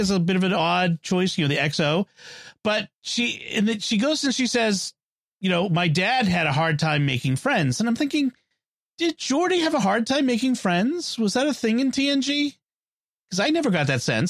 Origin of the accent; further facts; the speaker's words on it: Boston, Massachusetts, United States; I'm from Boston.